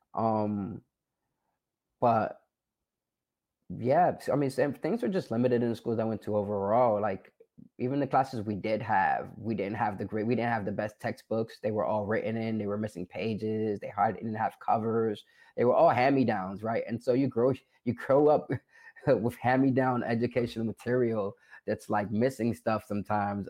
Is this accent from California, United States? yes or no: no; New York City, New York, United States; I'm originally from the South Bronx